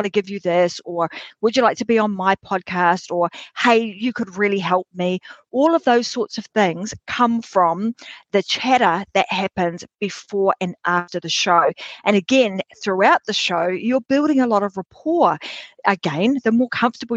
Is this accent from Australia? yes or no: yes; Australia; my home country, Australia